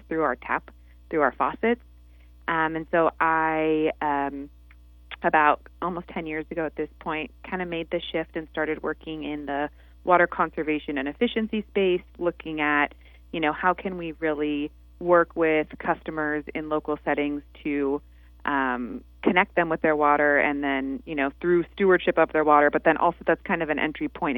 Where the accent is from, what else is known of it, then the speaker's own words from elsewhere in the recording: Santa Monica, California, United States; also born or lived in Detroit; I grew up in Santa Monica, so right on the beach